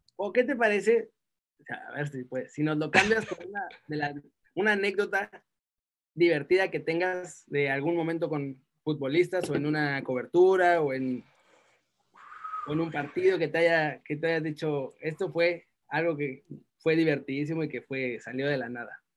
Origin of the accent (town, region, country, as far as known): Mexico; moved away